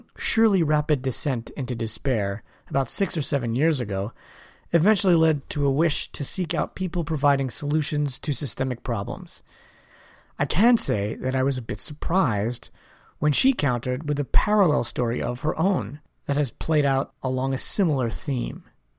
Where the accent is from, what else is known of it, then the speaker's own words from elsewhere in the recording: New York, United States; now in Lancaster, United States; I'm not a native Lancastrian. I'm from New York.